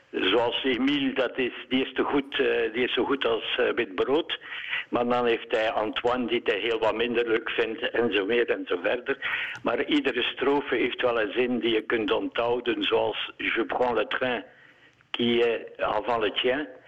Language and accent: Dutch; Eeklo, Flanders, Belgium; ik ben van Eeklo